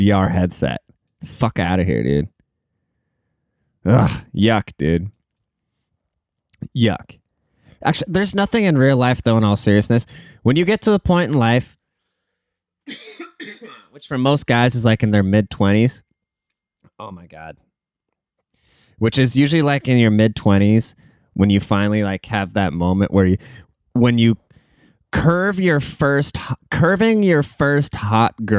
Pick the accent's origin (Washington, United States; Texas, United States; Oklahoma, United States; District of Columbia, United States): Washington, United States; Seattle; The Seattle Mariners, my hometown baseball team